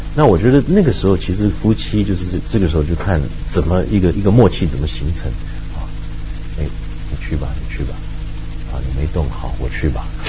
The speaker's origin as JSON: {"language": "Chinese", "country": "Taiwan", "said": "我觉得我们在台湾就生活很自在"}